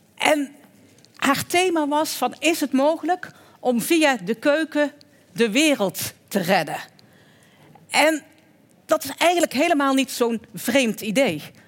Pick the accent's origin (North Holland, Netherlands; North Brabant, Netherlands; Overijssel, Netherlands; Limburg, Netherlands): North Brabant, Netherlands; Oirschot; In het Groene Woud, in de buurt van Oorschot, waar ik vandaan kom en waar dus ook een deel van de familie zit, eh, in Oorschot